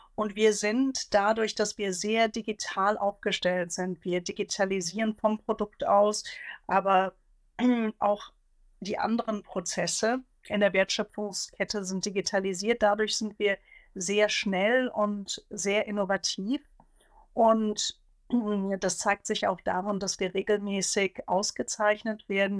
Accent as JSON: {"language": "German", "region": "Hesse", "country": "Germany", "tie": "born or raised there", "said": "Also ich bin gebürtige Hessin"}